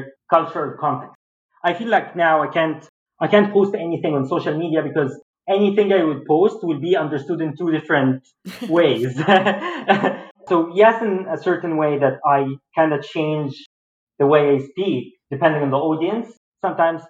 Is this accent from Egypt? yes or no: yes; Egypt; now in Boston, United States; there's big difference between living in Egypt and living in Boston.